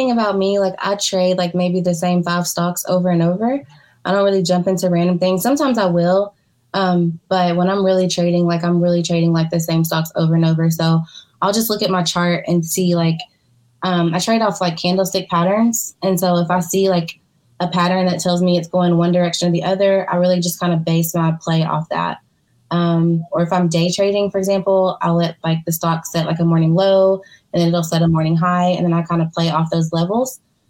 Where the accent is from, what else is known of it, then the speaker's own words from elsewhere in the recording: Tennessee, United States; Probably brown. And I'm from Tennessee, so it's the whiskey for me.